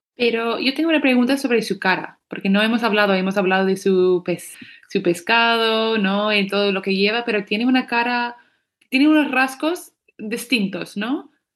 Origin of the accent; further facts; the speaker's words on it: California, United States; yo soy de California